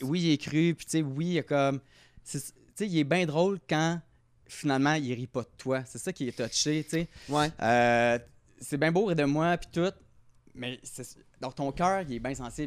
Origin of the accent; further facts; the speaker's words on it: Repentigny, Quebec, Canada; je viens de Repentigny